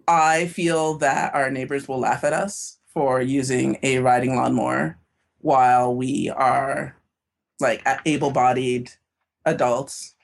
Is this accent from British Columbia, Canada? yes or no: no; Toronto, Ontario, Canada; now in Minnesota, United States; I am from Toronto